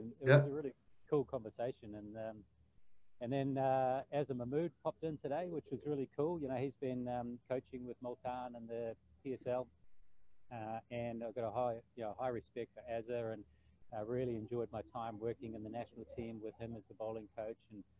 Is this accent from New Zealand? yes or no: yes; Hamilton, Waikato, New Zealand; also born or lived in Cambridge, New Zealand / Bridge of Allen, Scotland; Hamilton's always been home, and we actually now live just outside of Hamilton in a little town called Cambridge, which is probably the closest town in New Zealand to a Scottish town, a Scottish village.